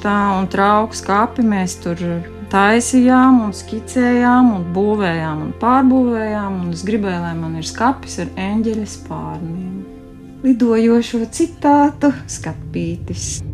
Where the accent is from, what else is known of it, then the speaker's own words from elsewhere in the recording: Bauska Municipality, Latvia; Un es arī esmu dzimusi un augusi Bauskas novadā